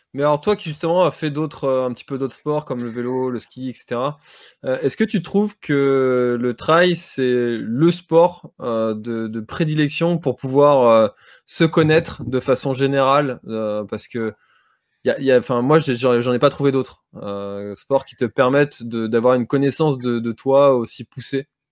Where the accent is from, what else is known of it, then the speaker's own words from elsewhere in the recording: Brittany, France; en tant que Breton